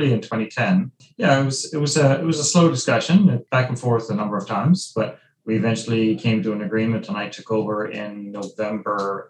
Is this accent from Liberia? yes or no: no; Ireland; moved away as an adult; now in Vancouver, Canada; So I was born in Ireland, grew up there, and moved here as an adult